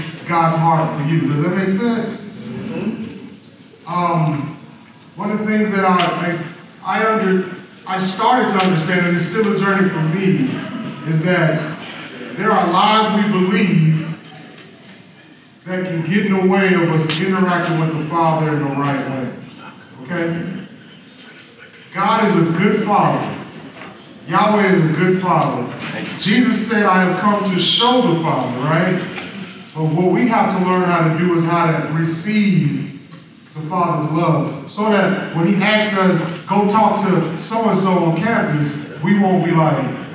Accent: Winston-Salem, North Carolina, United States; I am from Winston-Salem, North Carolina, and I do Chi Alpha in the great city of Winston-Salem.

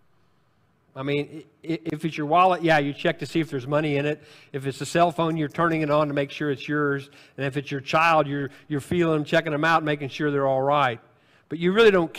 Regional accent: Jonesboro, Illinois, United States; I grew up in Jonesboro, Illinois

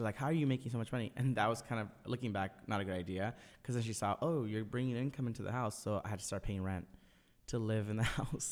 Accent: Orange County, California, United States; I grew up in Orange County

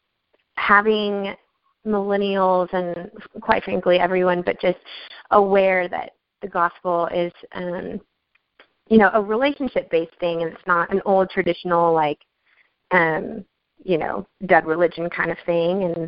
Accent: Nashville, Tennessee, United States; I'm from Nashville, Tennessee

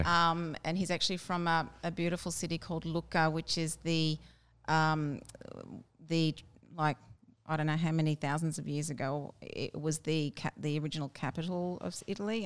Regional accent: Brisbane, Queensland, Australia; I was born in Brisbane, all my life in Brisbane

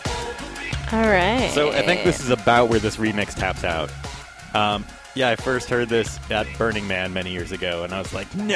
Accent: California, United States; growing up in California

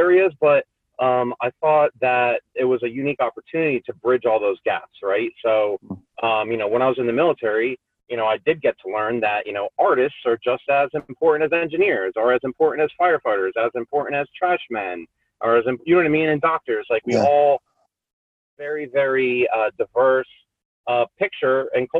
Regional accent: Lehigh Valley, Pennsylvania, United States; I grew up here in the Lehigh Valley, graduated from Emmaus a little bit ago

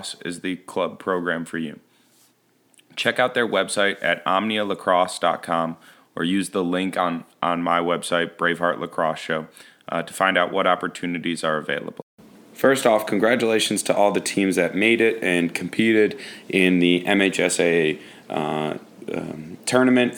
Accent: Michigan, United States; I'm from Michigan, played at Brother Rice

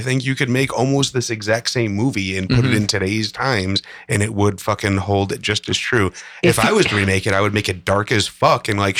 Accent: Chicago, Illinois, United States; growing up in Chicago and hearing the stories about the old school machine.

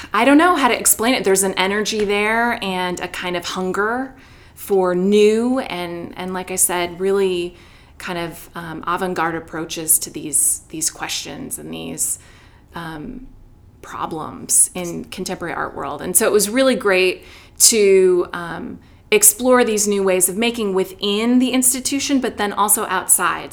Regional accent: Chicago, Illinois, United States; moved away as an adult; also born or lived in Wheaton, Illinois; now in Atlanta, United States; I grew up in Chicago, stayed there for undergrad, worked a little, went to graduate school there

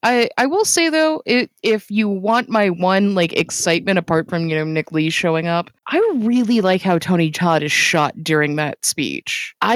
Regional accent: Canada; I'm Canadian.

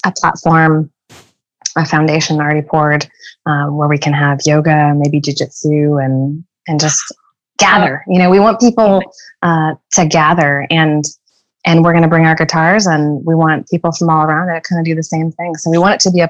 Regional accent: Southern California, United States; now in Oklahoma, United States; growing up in Southern California

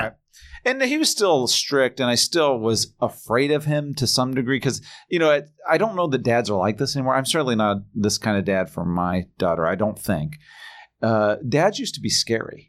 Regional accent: Indiana, United States; I'm from Indiana

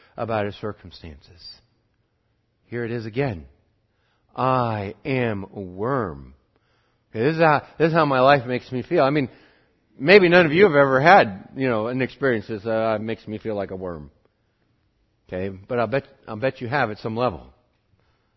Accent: Montana, United States; I'm from Montana

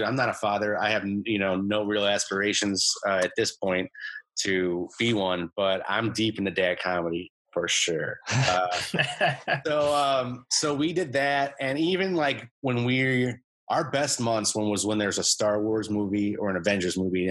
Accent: Illinois, United States; born or raised there; moved away

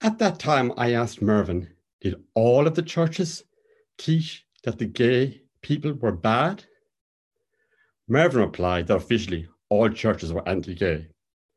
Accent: Cork, Munster, Ireland; now in Belfast, United Kingdom; my hometown of Cork

